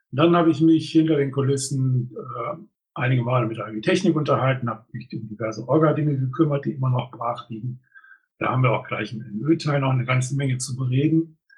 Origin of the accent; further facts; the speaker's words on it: Ratingen, North Rhine-Westphalia, Germany; sondern das ist ein traditioneller ähm, Event in Ratingen, meiner Heimatstadt.